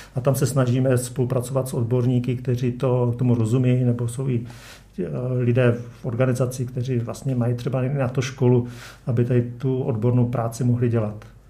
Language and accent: Czech; Frýdek-Místek, Moravian-Silesian Region, Czechia; also born or lived in India / Afghanistan / North Korea / Pakistan; jsem pocházím z Frýdku místku